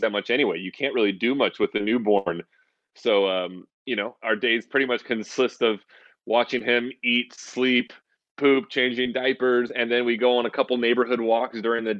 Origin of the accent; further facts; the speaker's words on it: Santa Rosa, California, United States; I grew up in Northern California in a city called Santa Rosa